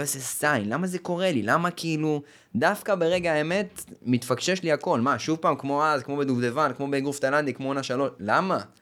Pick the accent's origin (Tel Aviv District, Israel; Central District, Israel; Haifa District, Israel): Haifa District, Israel; the Krayot; אני מהקריות